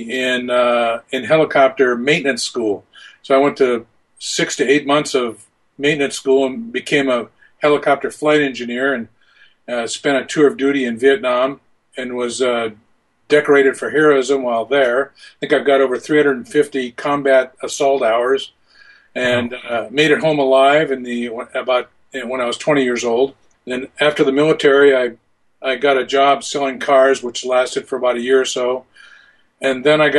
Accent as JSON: {"language": "English", "town": "Bellingham", "region": "Washington", "country": "United States", "tie": "born or raised there", "said": "I grew up in Bellingham, and which is a city in south of the Canadian border in Washington State."}